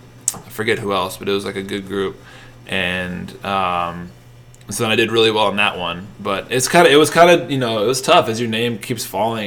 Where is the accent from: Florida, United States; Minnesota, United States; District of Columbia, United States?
Minnesota, United States; But growing up in Minnesota, there's not 60-degree days in February.